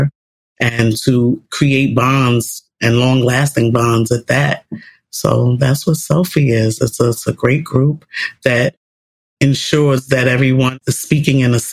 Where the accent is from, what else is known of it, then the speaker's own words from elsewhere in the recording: New York City, New York, United States; I grew up in New York City public housing as a young lady, as a teen, with my mom.